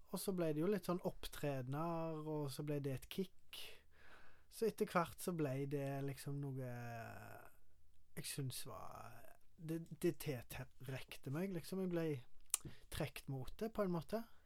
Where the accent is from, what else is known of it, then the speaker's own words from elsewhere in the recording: Karmøy, Rogaland, Norway; Jeg er fra Karmøy